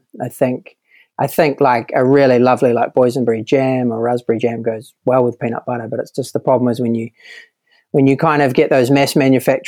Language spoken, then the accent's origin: English; New Zealand